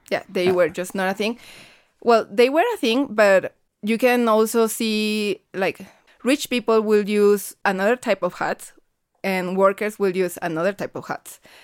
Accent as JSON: {"language": "English", "town": "Guadalajara", "region": "Jalisco", "country": "Mexico", "said": "I'm from Guadalajara, Jalisco"}